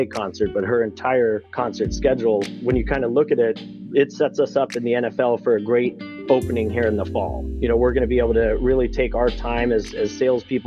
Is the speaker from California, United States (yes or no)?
yes; San Diego, California, United States; moved away as an adult; now in Los Angeles, United States; I grew up down in San Diego, and so I bleed blue and gold